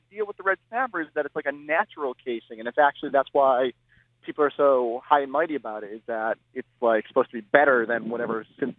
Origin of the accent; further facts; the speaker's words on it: Worcester, Massachusetts, United States; I grew up here in Worcester